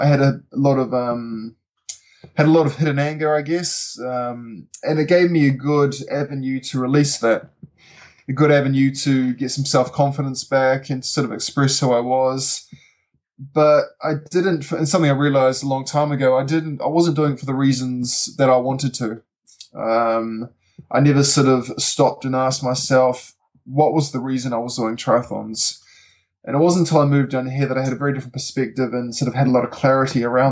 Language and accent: English; Auckland, New Zealand; moved away as an adult; now in Wanaka, New Zealand; I moved here 5 years ago from Auckland, which is where my younger years, so where I grew up, so the rest of my family is based